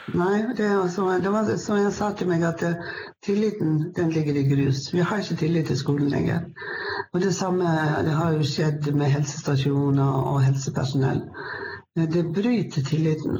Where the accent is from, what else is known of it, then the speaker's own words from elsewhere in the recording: Sogn, Western Norway, Vestland, Norway; moved away as an adult; now in Lillehammer, Norway; Jeg kom fra Vestlandet, jeg kom fra Sogn, men eh, har bodd på Lillehammer nå i ca. 25 år